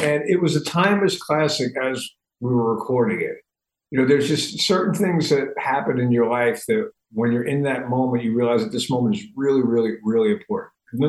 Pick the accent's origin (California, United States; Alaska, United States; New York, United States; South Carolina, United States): New York, United States; New York City; We grew up in the New York City area.